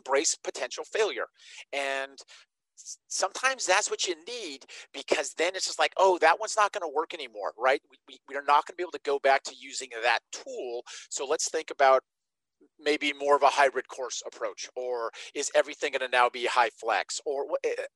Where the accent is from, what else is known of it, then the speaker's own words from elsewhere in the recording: Nevada, United States; I grew up in Nevada